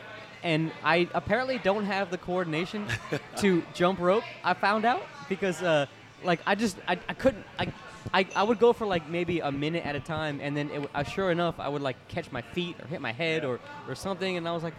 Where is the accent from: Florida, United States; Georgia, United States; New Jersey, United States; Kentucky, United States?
Florida, United States; Like, I moved here by myself from Florida, and I got my friends back home.